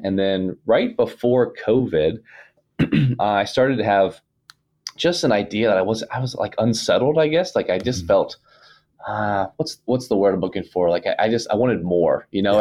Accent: Ohio, United States; moved away; I'm from Ohio originally

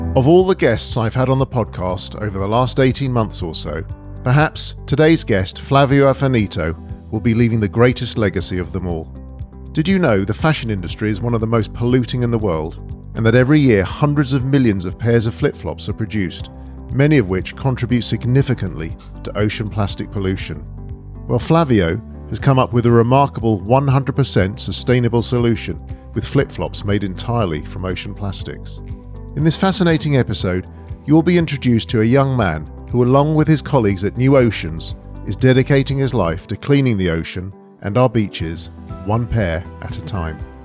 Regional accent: London, United Kingdom; being a Londoner

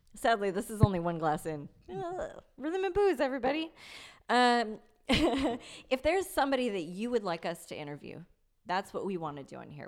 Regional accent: Victorville, California, United States; I grew up in Victorville, which is the desert in middle of nowhere

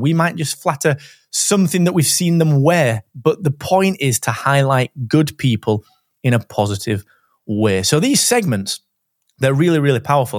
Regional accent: Barnsley, Yorkshire and the Humber, United Kingdom; accent: Barnsley; we're both from Barnsley

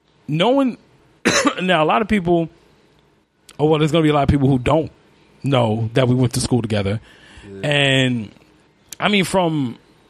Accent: New York City, New York, United States; I'm from Brownsville

